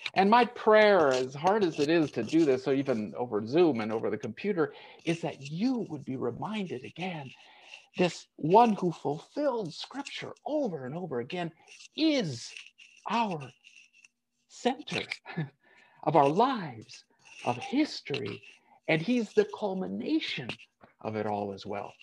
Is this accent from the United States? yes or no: yes; United States; moved away as an adult; I was born and raised in the United States. I've lived out of it longer than I ever lived in it